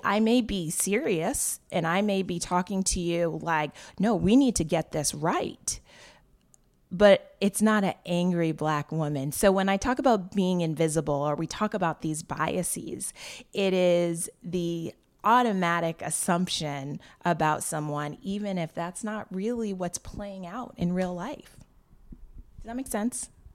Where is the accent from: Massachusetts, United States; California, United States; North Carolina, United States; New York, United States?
Massachusetts, United States; Wellesley; I grew up in an all-white town. I grew up in Wellesley, Massachusetts.